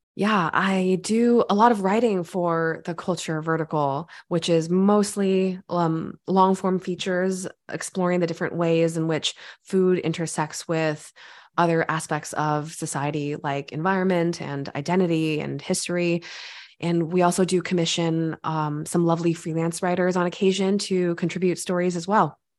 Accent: California, United States; I grew up in California

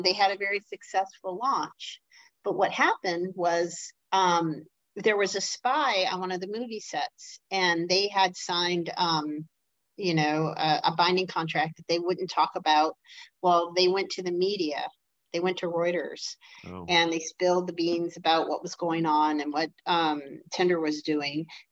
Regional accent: Detroit, Michigan, United States; I'm from Detroit

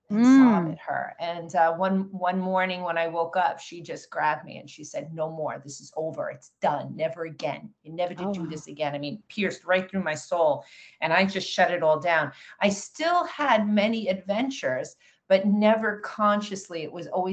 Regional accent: Long Island, New York, United States; I was born in New York, on Long Island, New York, middle-class family, middle of Long Island. My background growing up, you know, I had two brothers

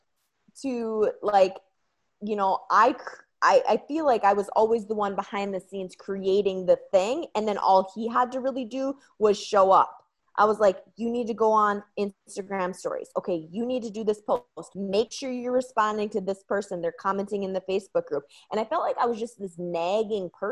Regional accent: Red Wing, Minnesota, United States; also born or lived in Green Bay, Wisconsin; I am from Red Wing, Minnesota

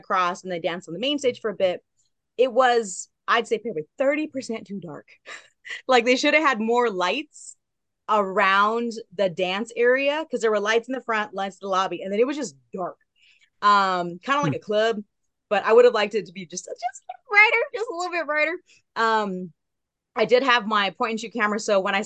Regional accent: Southern California, United States; also born or lived in Long Beach; I'm from Southern California

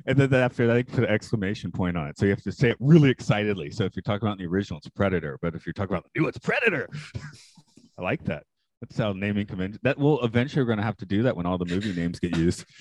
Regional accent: Atlanta, Georgia, United States; I'm from Atlanta

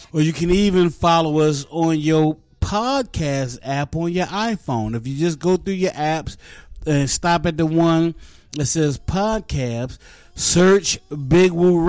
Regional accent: Oak Hill, West Virginia, United States; also born or lived in East Orange, New Jersey; now in Charlotte, United States; It's going to be a small town called Oak Hill. Oak, O-A-K, Hill, H-I-L-L, Oak Hill, West Virginia.

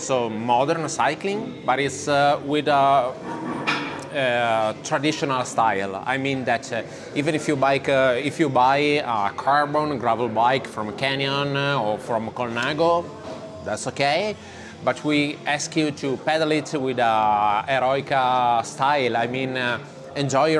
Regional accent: Padua, Veneto, Italy; English is a second language; now in Milan, Italy; I'm from Padova.

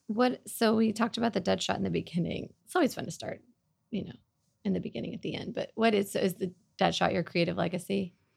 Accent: Oklahoma, United States; now in Dallas, United States; I grew up in Oklahoma

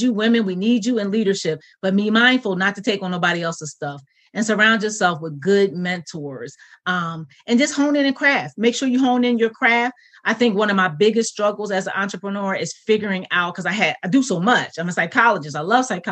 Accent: Philadelphia, Pennsylvania, United States; now in Central Pennsylvania, United States; I'm originally from Philadelphia

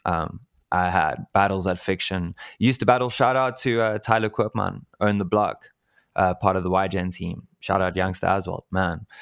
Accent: Cape Town, Western Cape, South Africa; moved away as an adult; now in Pretoria, South Africa; Move back to Cape Town. I'm actually from Cape Town

